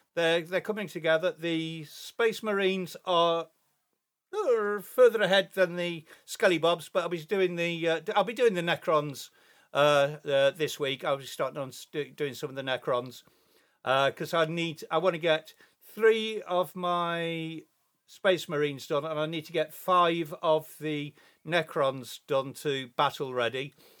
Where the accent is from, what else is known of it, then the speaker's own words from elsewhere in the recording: England, United Kingdom; I am English